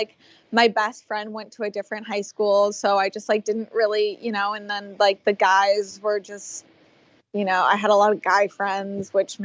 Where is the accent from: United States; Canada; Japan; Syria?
United States; Florida; moved away as an adult; also born or lived in Bahamas; now in Los Angeles, United States; I grew up in Florida.